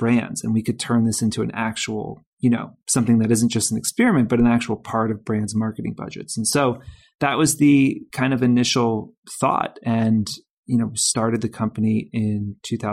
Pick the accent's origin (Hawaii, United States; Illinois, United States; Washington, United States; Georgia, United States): Georgia, United States; moved away; I'm from Georgia